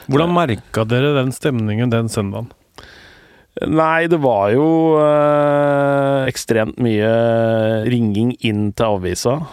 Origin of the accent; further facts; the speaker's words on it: Eastern Norway, Norway; For jeg er jo østlending